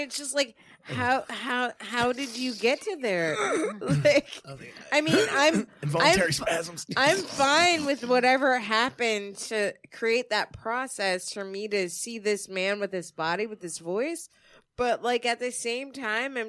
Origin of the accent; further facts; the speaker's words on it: Yonkers, New York, United States; I am from Yonkers